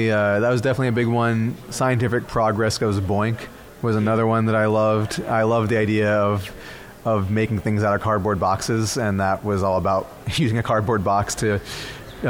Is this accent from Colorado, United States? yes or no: no; Dallas, Texas, United States; also born or lived in Milwaukee, Wisconsin; I started off growing up in Wisconsin, in Milwaukee, and moved to Texas when I was 8 years old, and have lived in Dallas ever since